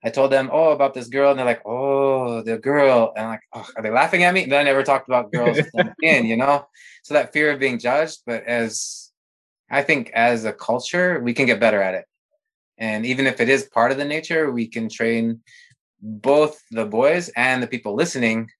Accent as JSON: {"language": "English", "region": "Montana", "country": "United States", "tie": "born or raised there", "said": "I grew up in Montana"}